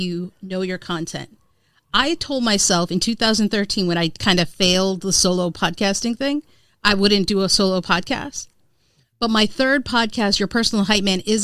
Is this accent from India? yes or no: yes; India; as an Indian woman